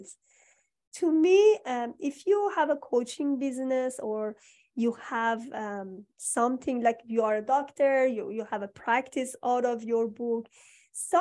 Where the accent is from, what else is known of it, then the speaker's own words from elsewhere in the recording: Iran; moved away; I'm from Iran.